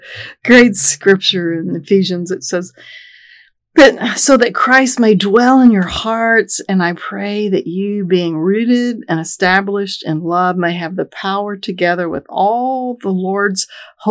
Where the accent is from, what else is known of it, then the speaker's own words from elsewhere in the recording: Texas, United States; moved away; When you grow up in Texas